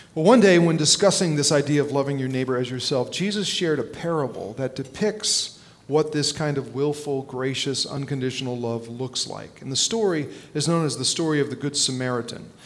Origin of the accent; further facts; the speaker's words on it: New Jersey, United States; when I was a little kid growing up in North Jersey